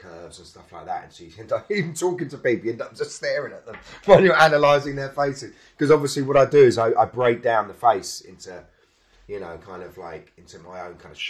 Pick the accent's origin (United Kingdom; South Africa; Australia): United Kingdom; London; I was from South London